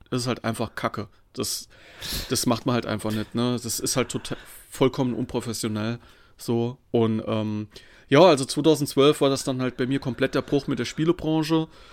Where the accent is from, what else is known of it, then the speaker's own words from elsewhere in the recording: Saarland, Germany; ich bin aus dem Saarland